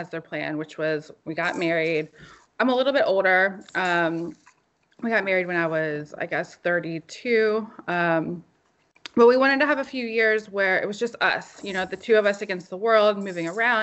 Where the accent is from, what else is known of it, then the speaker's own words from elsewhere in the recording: Virginia, United States; moved away as an adult; also born or lived in Germany / Mexico / Denmark; now in New Jersey, United States; I am originally from Virginia